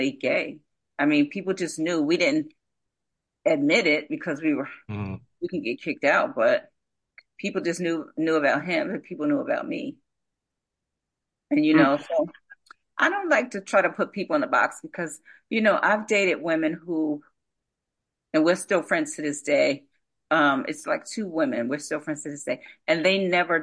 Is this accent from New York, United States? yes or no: no; Asbury Park, New Jersey, United States; I'm from Asbury Park, New Jersey, and we grew up in the village, the projects